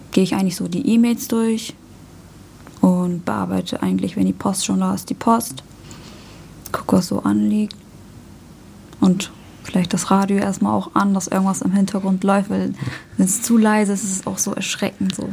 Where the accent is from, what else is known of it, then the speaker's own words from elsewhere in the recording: Hamburg, Germany; born there; Bin in Hamburg geboren.